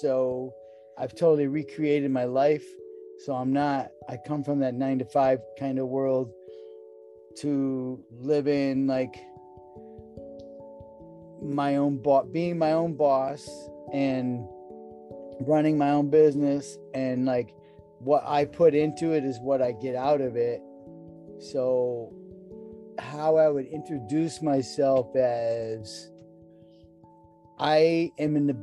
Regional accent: Connecticut, United States; I grew up in Connecticut in a rural environment

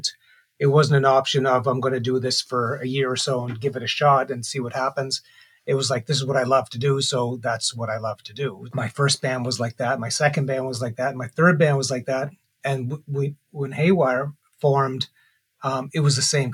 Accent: Charlottetown, Prince Edward Island, Canada; I was born in Charlottetown in 1964

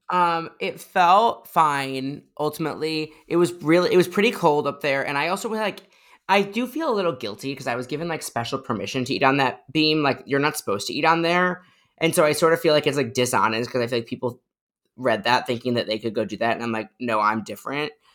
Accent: Chicago, Illinois, United States; now in New York, United States; I'm from Chicago originally

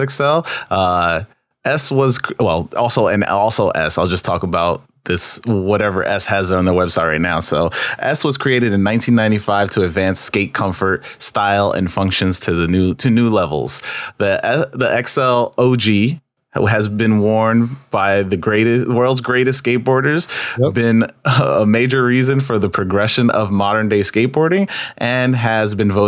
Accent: New York City, New York, United States; I grew up in Queens, New York

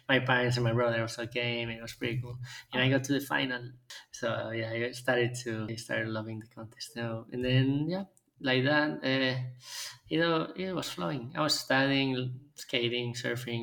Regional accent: Vigo, Galicia, Spain; also born or lived in Buenos Aires, Argentina; I loved growing up in Galicia. We were living in a little island like close next to Vigo

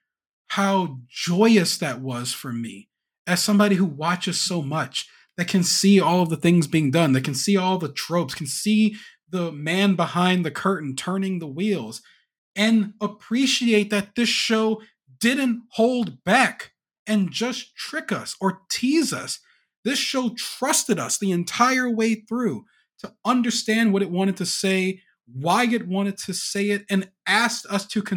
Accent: United States; I'm from America

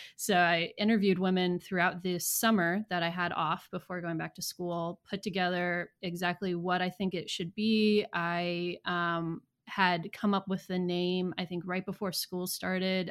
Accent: Southeast Iowa, United States; accent: Midwest; moved away as an adult; also born or lived in South Carolina; now in Knoxville, United States; I am originally from Iowa. I grew up in Southeast Iowa in the Mississippi River. Um, so my entire family is, uh, Midwest family, hence the accent.

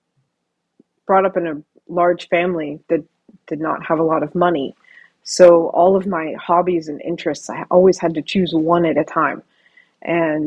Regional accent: Ohio, United States; moved away; also born or lived in Vancouver; So where I am physically is in Vancouver, in the Great White North. And I am from Ohio

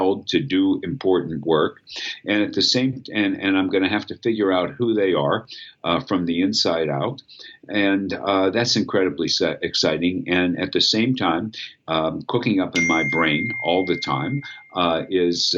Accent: Pittsburgh, Pennsylvania, United States; going back to my hometown afterwards

